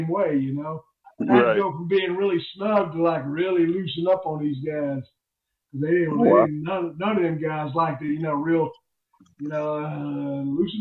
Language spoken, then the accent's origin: English; the South, United States; I'm from the South